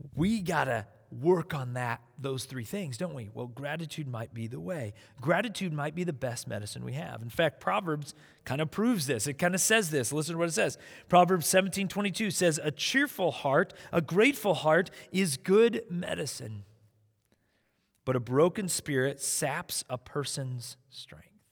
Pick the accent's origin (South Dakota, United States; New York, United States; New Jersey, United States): South Dakota, United States; So when I was in elementary school, I grew up in South Dakota.